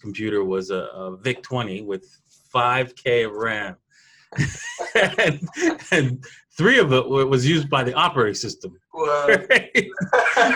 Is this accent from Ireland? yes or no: no; Toronto, Ontario, Canada; I'm from Canada, and I grew up in Toronto